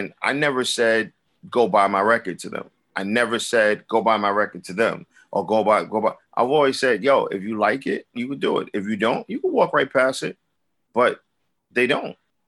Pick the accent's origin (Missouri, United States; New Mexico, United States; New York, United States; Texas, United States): New York, United States; Brooklyn; I'm from Brooklyn. We walk the way we walk every day, all day, no matter what character we in. It's just Brooklyn.